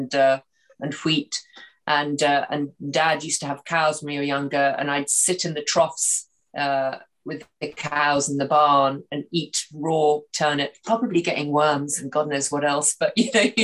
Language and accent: English; Moray, Scotland, United Kingdom; also born or lived in Madrid, Spain; I'm from Murrayshire, which is in the northeast of Scotland in the United Kingdom.